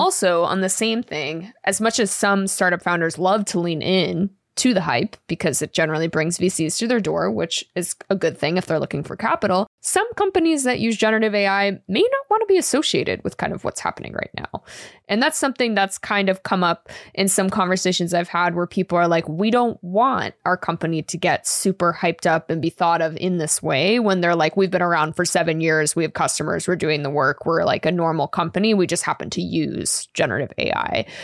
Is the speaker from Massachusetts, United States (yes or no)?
yes; Boston area, Massachusetts, United States; moved away; I won't say I'm from Boston 'cause I'm not a liar, but I'm from the area.